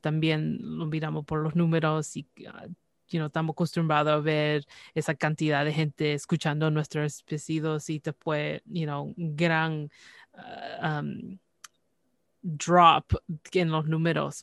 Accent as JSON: {"language": "Spanish", "country": "Canada", "tie": "born or raised there", "said": "yo nací aquí en Canadá, pero eh, desde pequeña siempre era el español"}